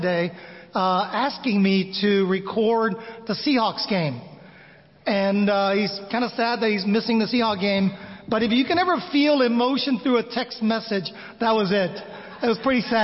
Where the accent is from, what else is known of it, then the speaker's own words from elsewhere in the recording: United States; moved away as an adult; also born or lived in Manila, Philippines; growing up in America